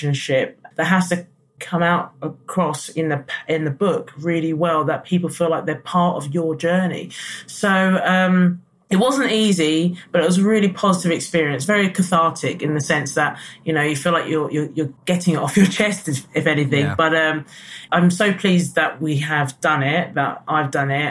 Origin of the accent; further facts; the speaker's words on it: London, United Kingdom; also born or lived in Lewisham, South London; So I was born in South London, and then my mother moved us to North London. So I actually grew up in Edmonton, in Enfield.